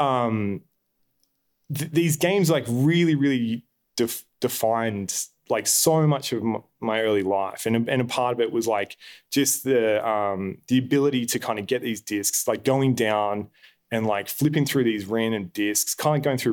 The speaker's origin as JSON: {"language": "English", "town": "Albury-Wodonga", "country": "Australia", "moved": "yes", "said": "I'm originally from Albury Wodonga, just on the border of New South and Victoria."}